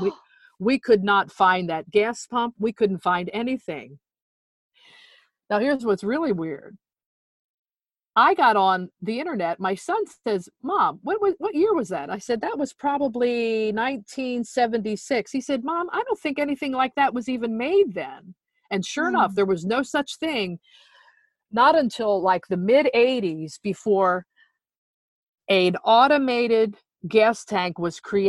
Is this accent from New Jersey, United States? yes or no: yes; New Jersey, United States; moved away; of how I grew up in South Jersey, how I grew up as that precocious little tomboy